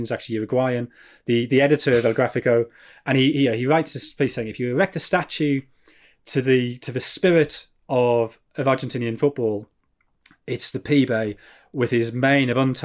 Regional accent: Sunderland, North East England, United Kingdom; moved away as an adult; Because I grew up in Sunderland, I'm a Sunderland fan. Sunderland is an expression of my relationship with a home I left 23 years ago.

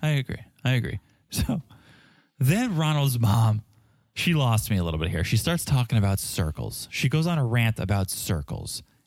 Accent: South Africa; accent: South African

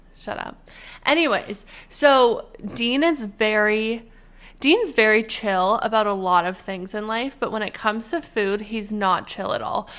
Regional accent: Canada; moved away; we will be going to our homeland. The Canadians are going back.

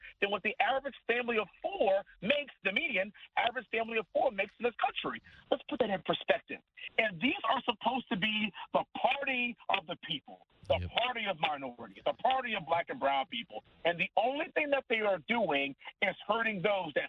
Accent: Texas, United States; we're all from Texas

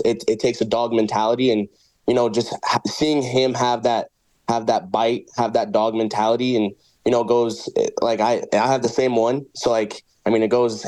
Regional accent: Brooks, Alberta, Canada; also born or lived in Rock Island, Illinois, United States; I grew up most majority of my life in Brooks, Alberta, just 2 hours southeast of Calgary

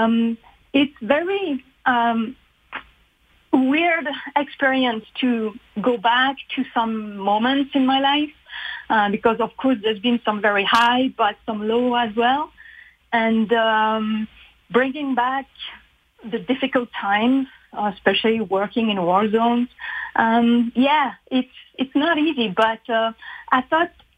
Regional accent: Switzerland; moved away; also born or lived in Uganda / Ethiopia; I grew up in Switzerland.

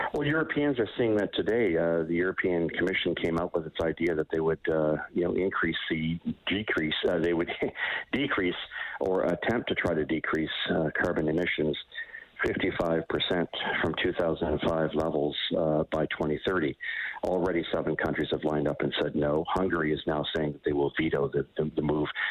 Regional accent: Eastern Canada, Canada; I'm from Eastern Canada

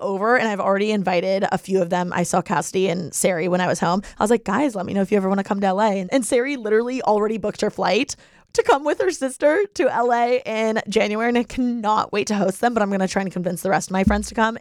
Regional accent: Bloomington, Indiana, United States; now in Los Angeles, United States; we're all from Bloomington, Indiana, and we're born and raised there, okay? But now, I'm in L

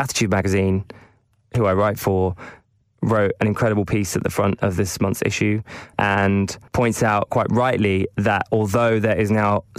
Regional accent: United Kingdom

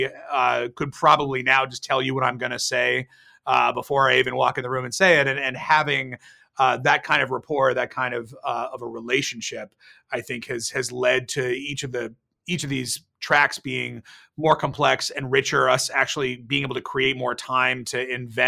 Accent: Bay Area, California, United States; I grew up in the Bay Area

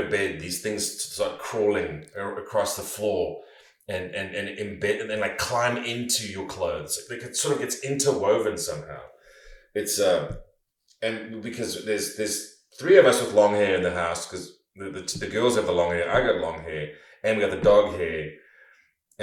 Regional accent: South Africa; growing up in South Africa

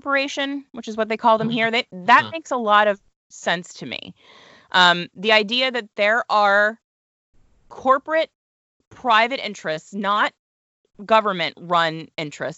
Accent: United States; we, as the American people

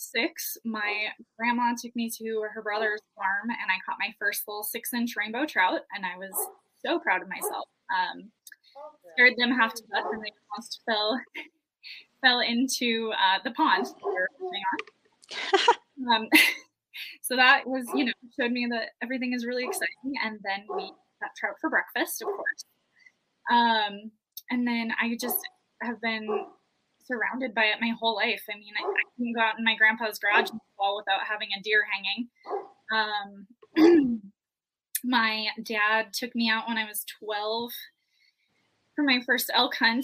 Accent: Montana, United States; moved away as an adult; also born or lived in Wyoming; Born and raised in Montana, moved to Wyoming after college

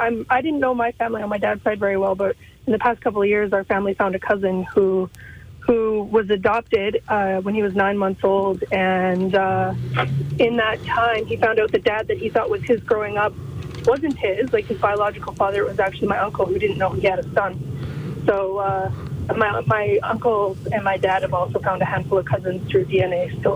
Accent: Edmonton, Alberta, Canada; I grew up here in Edmonton. My whole family's in Nova Scotia.

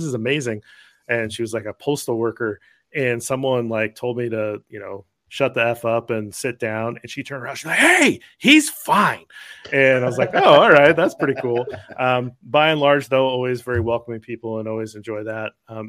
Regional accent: Eastern Iowa, United States; I grew up in Eastern Iowa

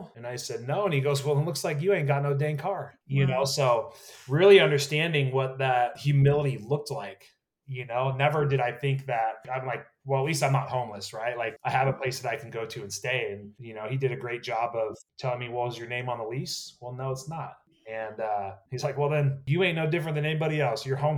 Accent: Napa, California, United States; I was born and raised in Napa, California, right? Wine country.

